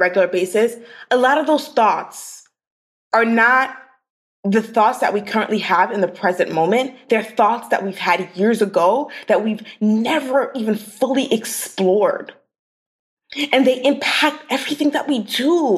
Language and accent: English; New York City, New York, United States; So I grew up in Brooklyn, New York.